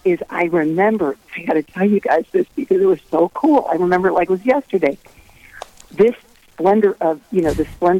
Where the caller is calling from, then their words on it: St. Louis, Missouri, United States; Oh, from St. Louis. St. Louis is my home base.